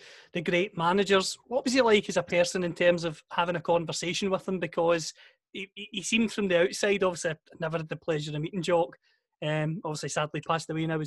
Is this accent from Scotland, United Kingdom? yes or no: yes; Scotland, United Kingdom; fellow Scots